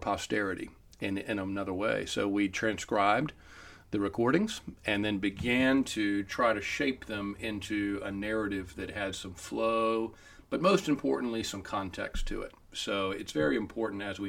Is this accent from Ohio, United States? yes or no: no; Corolla, North Carolina, United States; I grew up on the Outer Banks